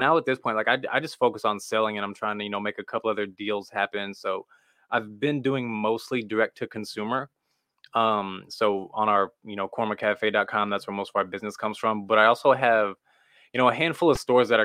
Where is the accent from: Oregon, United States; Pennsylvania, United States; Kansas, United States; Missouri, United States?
Missouri, United States; I'm from Missouri